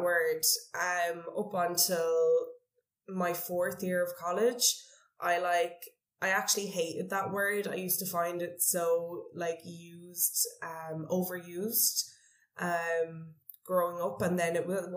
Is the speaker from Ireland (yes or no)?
yes; Cork, Munster, Ireland; moved away as an adult; now in Vietnam; I come from Cork in Ireland.